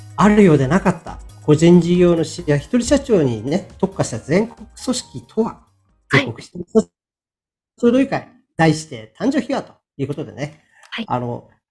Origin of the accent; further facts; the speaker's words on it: Sapporo, Hokkaido, Japan; 地元の北海道札幌市のですね、出版社に